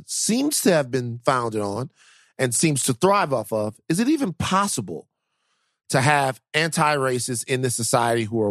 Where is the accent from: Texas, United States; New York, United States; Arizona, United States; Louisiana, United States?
Louisiana, United States; Baton Rouge; I am from South Baton Rouge, Louisiana